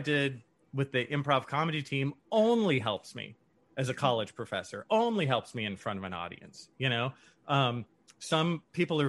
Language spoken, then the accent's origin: English; San Leandro, California, United States; And then I left San Leandro, California, which is where I'm from. It's basically Oakland.